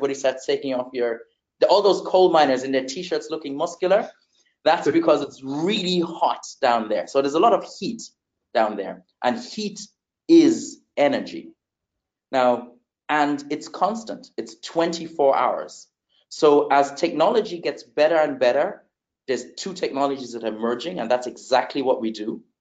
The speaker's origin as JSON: {"language": "English", "country": "Germany", "tie": "born or raised there", "also_born_or_lived": "Netherlands / Uganda", "said": "I was actually born in Germany. Uh, I grew up in Germany, the Netherlands, spent some time in Uganda, East Africa, where I still have family uh, to this day."}